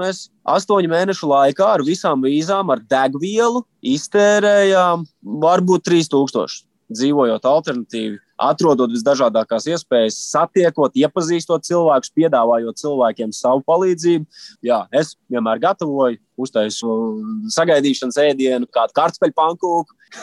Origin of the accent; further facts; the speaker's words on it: Latvia; mēs esam divi latvieši